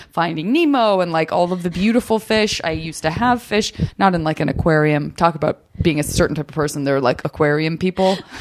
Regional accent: Arizona, United States; I'm from Arizona

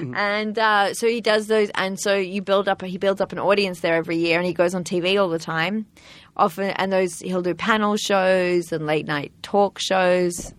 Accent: Sydney, New South Wales, Australia; I'm from Sydney, Australia.

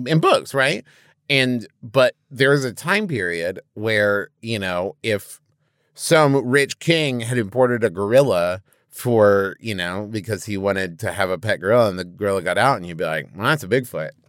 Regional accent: West Virginia, United States; growing up in West Virginia

